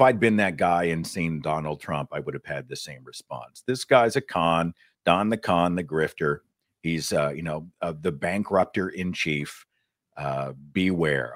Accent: Tulsa, Oklahoma, United States; he built a university in my hometown

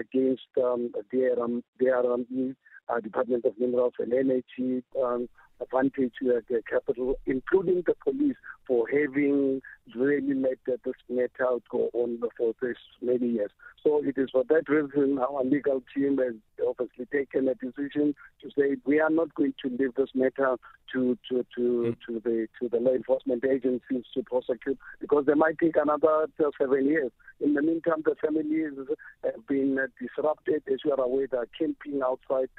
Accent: South Africa; as a South African living in a country with a constitution

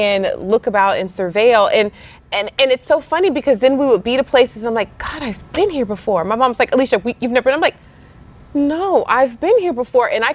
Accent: Louisiana, United States; because I'm Creole, so I'm from Louisiana

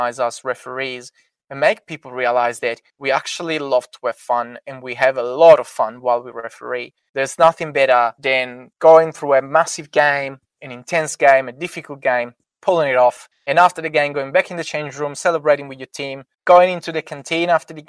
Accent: Italy; I am obviously from Italy and I got connection from Italy

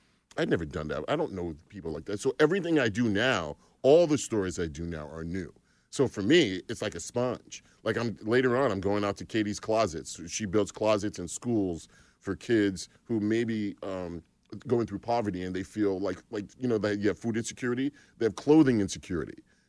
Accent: Long Island, New York, United States; Long Island, New York.

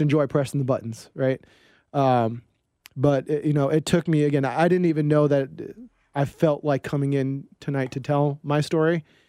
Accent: East Coast, United States; moved away as an adult; growing up on the East Coast

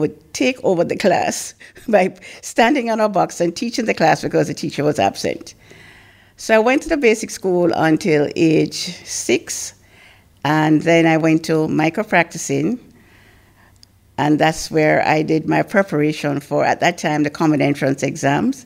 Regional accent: Kingston, Jamaica; also born or lived in Mandeville, Manchester, Jamaica; At age 2, my parents decided to come to Kingston to live. And I lived on Waltham Park Road

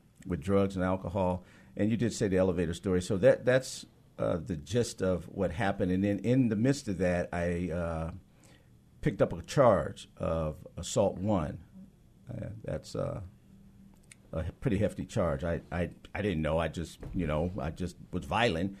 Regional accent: Seattle, Washington, United States; I was born and raised here in Seattle, Washington

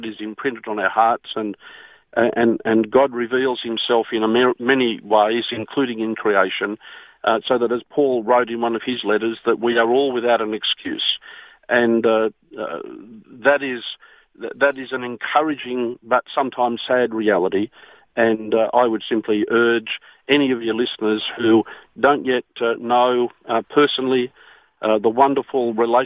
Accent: Australia; me as an Australian

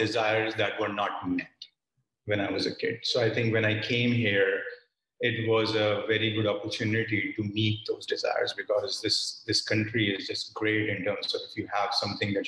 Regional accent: Roorkee, Uttarakhand, India; moved away as an adult; now in United States; I was raised in northern part of India. It's a small town called Roorkee, which is, north of New Delhi

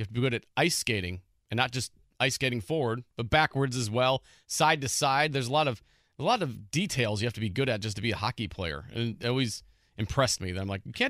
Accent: Illinois, United States; now in Indiana, United States; growing up in Illinois

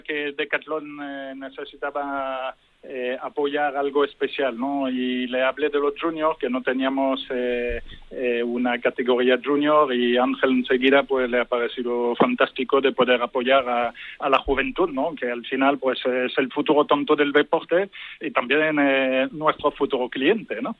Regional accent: Lille, Hauts-de-France, France; moved away; yo que soy de Lille también, francés.

